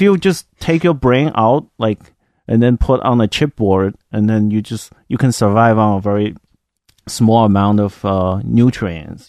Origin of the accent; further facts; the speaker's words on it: China; now in United States; I grew up in China, if you didn't pick up the accent yet.